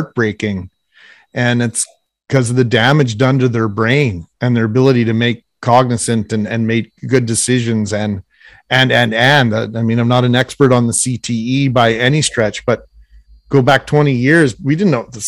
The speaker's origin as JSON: {"language": "English", "region": "Texas", "country": "United States", "tie": "born or raised there", "said": "We didn't play football when we were kids. We played a game called Kill the Guy with the Football. Growing up in Texas."}